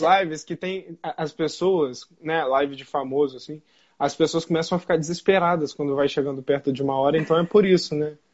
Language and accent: Portuguese; Brazil; also born or lived in Niterói; num país tão desigual quanto o nosso